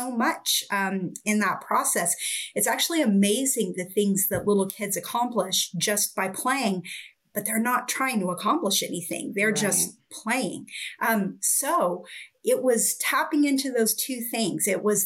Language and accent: English; Oregon, United States; I grew up in Oregon and I spent a lot of time in the forest